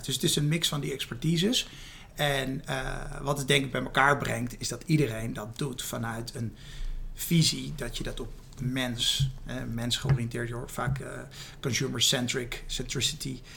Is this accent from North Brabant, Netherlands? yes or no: no; Rotterdam, South Holland, Netherlands; mijn wortels hier in Rotterdam liggen.